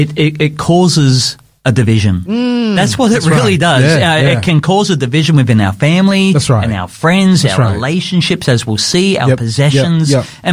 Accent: Brisbane, Queensland, Australia; Yes, I came from Brisbane.

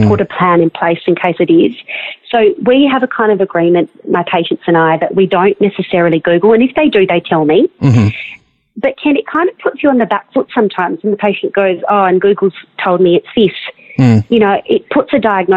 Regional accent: Australia; day-to-day things that you just kind of get from being an Australian

